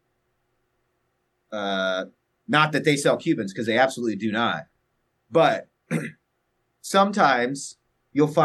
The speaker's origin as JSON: {"language": "English", "region": "Texas", "country": "United States", "moved": "yes", "lives_now": "Los Angeles, United States", "said": "I'm actually a Texan. I'm from Texas, but I'm over here"}